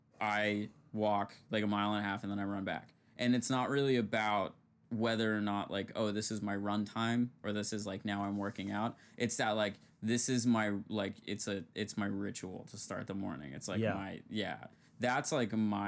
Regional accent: Seattle, Washington, United States; moved away; I come from Seattle

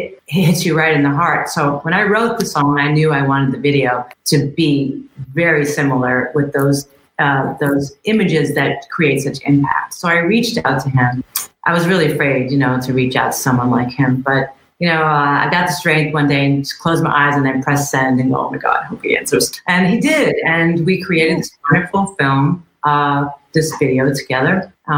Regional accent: New York City, New York, United States; I grew up in Queens

